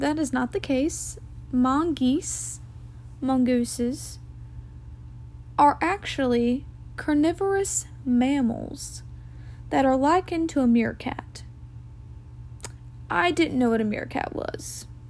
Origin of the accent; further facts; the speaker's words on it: Jackson, United States; I was raised in Jackson.